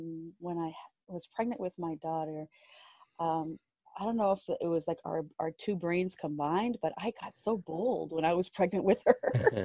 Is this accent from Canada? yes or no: yes; Canada; I said, I'm Canadian. Yeah, but where is your mom from? She's from Canada.